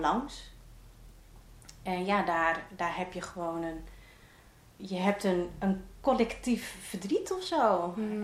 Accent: Roden, Drenthe, Netherlands; ik kom uit een eh, klein dorpje in eh, Drenthe, Rode, vlakbij Groningen

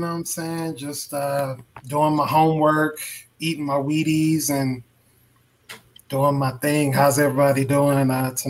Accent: Mississippi, United States; I heard somebody say something about my home state. So you must be talking about the great state of Mississippi.

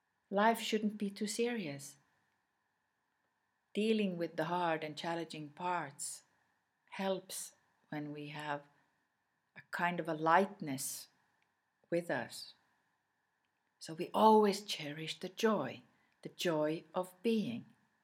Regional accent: Sweden; first language Swedish; English is a second language; My mother tongue is Swedish.

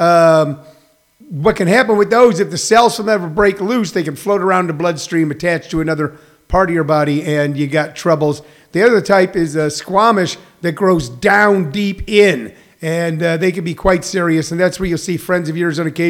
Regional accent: Missouri, United States; I grew up in Missouri

